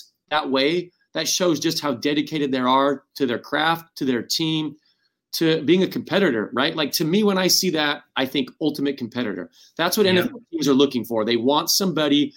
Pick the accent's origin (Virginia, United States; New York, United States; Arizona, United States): Arizona, United States; Phoenix; moved away as an adult; also born or lived in Utah / Miami; growing up in Phoenix, Arizona, and going to Utah, and all of a sudden I'm in Miami